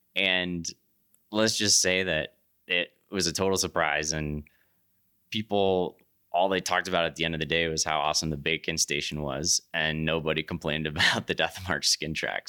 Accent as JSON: {"language": "English", "region": "East Coast", "country": "United States", "tie": "born or raised there", "also_born_or_lived": "Jackson", "moved": "as an adult", "said": "I grew up on the East Coast"}